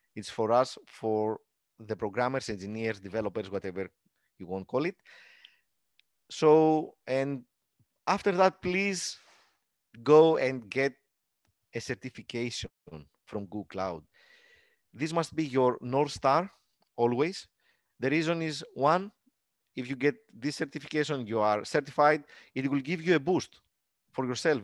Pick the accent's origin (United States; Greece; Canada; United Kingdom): Greece; English is a second language; attend the meetups in my hometown.